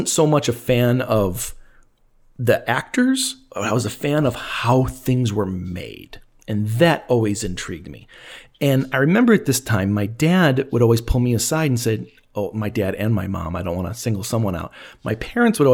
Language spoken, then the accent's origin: English; Elgin, Illinois, United States; my hometown of Elgin, Illinois.